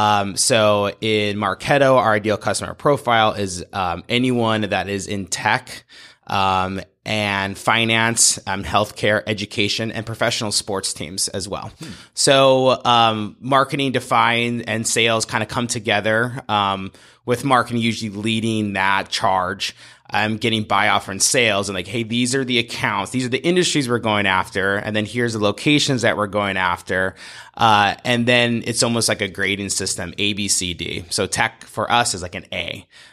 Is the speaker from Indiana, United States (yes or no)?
no; Montana, United States; now in Portland, United States; I come from Montana. I went to school at the University of Montana and came to Portland on an internship